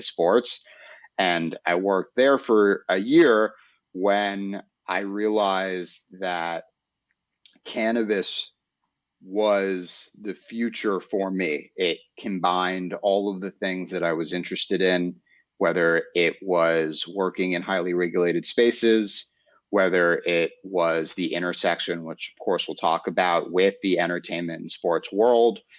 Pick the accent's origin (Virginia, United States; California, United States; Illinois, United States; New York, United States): New York, United States; New York City; moved away as an adult; now in Florida, United States; growing up in Manhattan and in apartment buildings